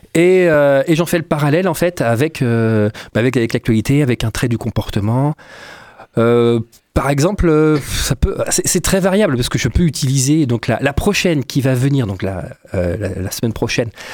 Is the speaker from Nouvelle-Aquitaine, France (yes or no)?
yes; Poitiers, Nouvelle-Aquitaine, France; moved away; à la base je suis de Poitiers